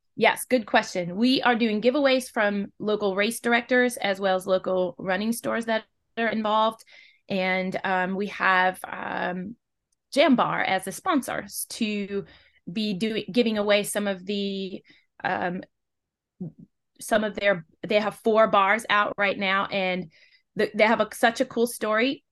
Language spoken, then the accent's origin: English; West Coast, United States; now in Western North Carolina, United States; originally, I'm from the West Coast